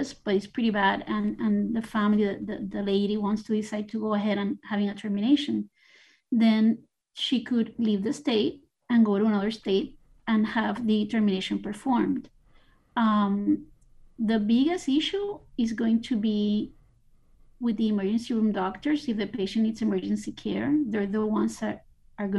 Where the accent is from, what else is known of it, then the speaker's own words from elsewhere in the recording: Puerto Rico; now in Miami, United States; I was born in Puerto Rico